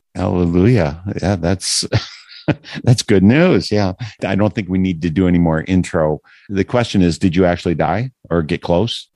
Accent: Wisconsin, United States; I am from Wisconsin

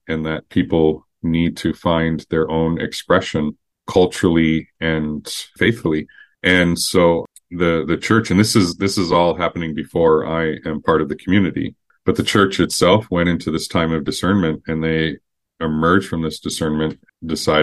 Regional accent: Twin Cities, Minnesota, United States; I grew up in the Twin Cities here, so going to elementary and middle school in white suburbia

